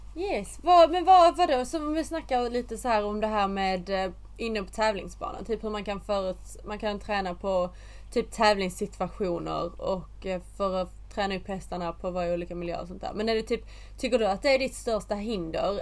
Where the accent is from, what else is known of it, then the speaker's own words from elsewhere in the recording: Sweden; now in England; när jag bodde hemma i Sverige